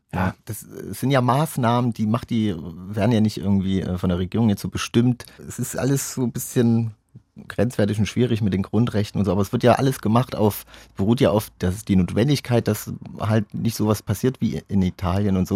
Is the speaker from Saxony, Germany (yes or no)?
yes; Chemnitz, Saxony, Germany; bei uns in Chemnitz